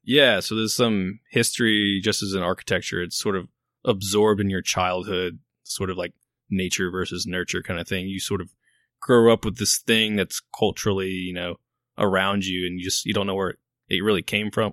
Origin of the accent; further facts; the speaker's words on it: Baton Rouge, Louisiana, United States; moved away as an adult; also born or lived in Virginia; I grew up in Baton Rouge.